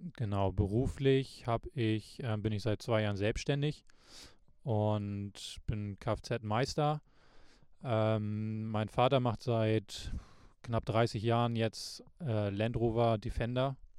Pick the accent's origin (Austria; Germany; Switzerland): Germany; Lübeck, Schleswig-Holstein; bei uns in Lübeck